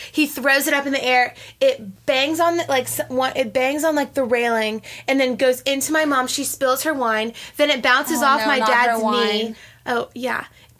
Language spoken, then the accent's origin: English; Athens, Georgia, United States; We're from Athens